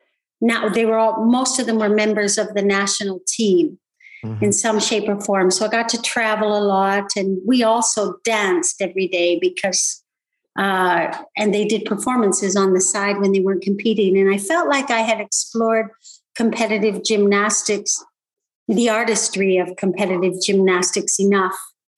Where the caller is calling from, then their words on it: Ontario, Canada; I'm just outside of Toronto on a horse farm.